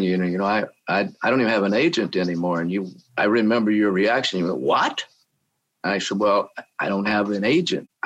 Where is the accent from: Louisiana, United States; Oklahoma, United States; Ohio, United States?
Oklahoma, United States; moved away as an adult; now in California, United States; I came from Oklahoma, and I just wanted to leave Oklahoma because I was a young boy